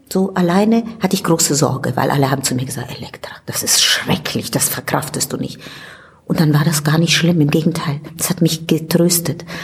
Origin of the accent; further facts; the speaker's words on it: Italy; German is a second language; ich komme aus Italien und ich bin mit Verdi und Rossini aufgewachsen